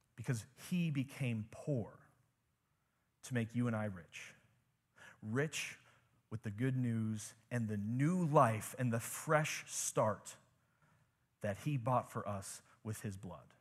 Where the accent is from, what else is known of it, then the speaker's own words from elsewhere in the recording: United States; growing up in America, living a normal life in America